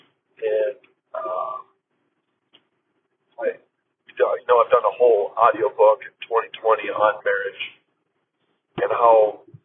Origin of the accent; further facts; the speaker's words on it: Minnesota, United States; now in La Quinta, United States; Minnesota, the land I was born and raised